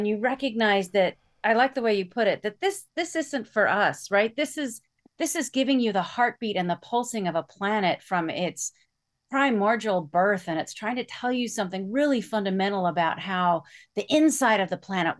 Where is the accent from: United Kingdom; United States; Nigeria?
United States; Iowa; And so I grew up in Iowa, where there are no volcanoes.